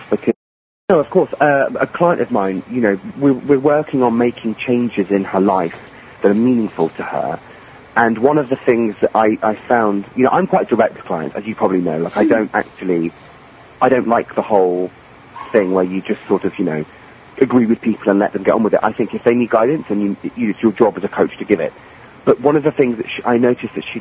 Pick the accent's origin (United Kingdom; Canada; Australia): United Kingdom; England; I'm English and I grew up in England